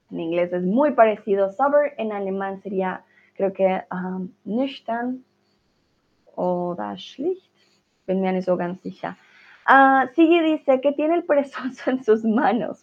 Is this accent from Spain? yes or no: no; Colombia; soy de Colombia